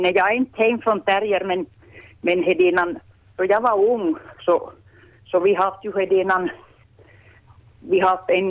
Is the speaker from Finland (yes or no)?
yes; Ostrobothnia, Finland; Jag är ju hem från Köst, men de kom mycket från Kränneby och Kortseby till, till Köst och till Nikolaby